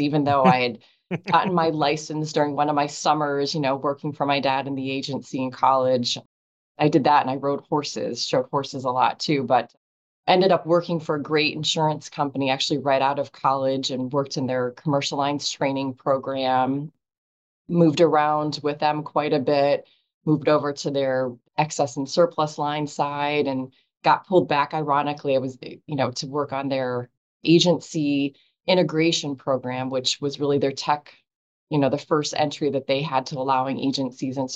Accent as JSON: {"language": "English", "town": "Erie", "region": "Pennsylvania", "country": "United States", "tie": "born or raised there", "said": "I grew up in Erie, Pennsylvania"}